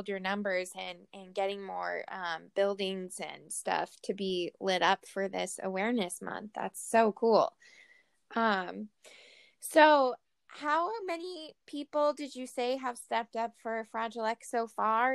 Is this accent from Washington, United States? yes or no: yes; Seattle, Washington, United States; I'm from Seattle